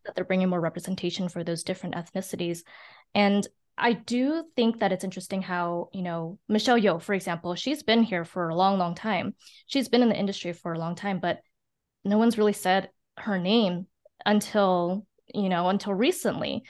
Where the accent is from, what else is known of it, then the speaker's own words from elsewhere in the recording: San Francisco, California, United States; I was born and raised in San Francisco